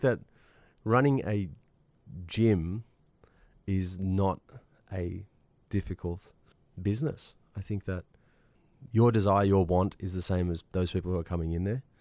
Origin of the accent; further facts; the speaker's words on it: Australia; I'm Australian